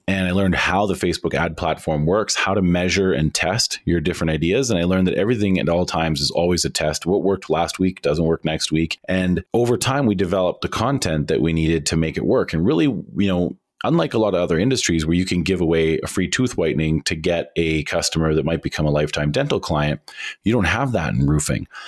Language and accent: English; Canada; we in Canada